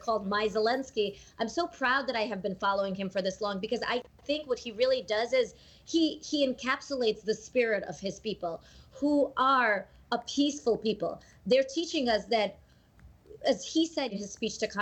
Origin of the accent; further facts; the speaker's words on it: Latvia; first language Russian; English is a second language; moved away; I was born in Latvia